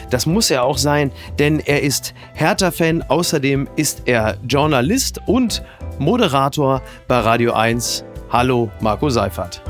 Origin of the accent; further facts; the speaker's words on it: Castrop-Rauxel, North Rhine-Westphalia, Germany; moved away; meiner Heimatstadt Kastrop-Rauxel